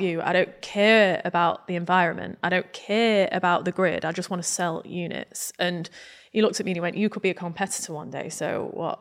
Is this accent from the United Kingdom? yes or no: yes; Grimsby, Yorkshire and the Humber, United Kingdom; growing up in Grimsby